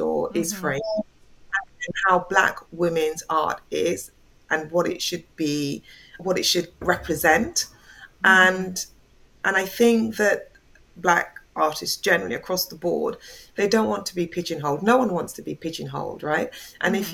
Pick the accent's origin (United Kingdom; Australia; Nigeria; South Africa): United Kingdom; England; also born or lived in Jamaica; now in London, United Kingdom; I am originally from Jamaica, but I came to England when I was quite a small child. So I've mm. lived here